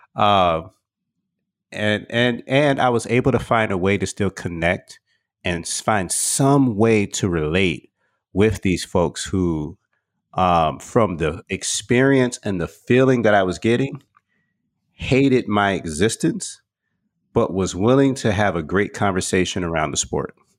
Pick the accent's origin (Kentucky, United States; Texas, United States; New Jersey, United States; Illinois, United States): Texas, United States; moved away; also born or lived in Atlanta; I grew up in Texas.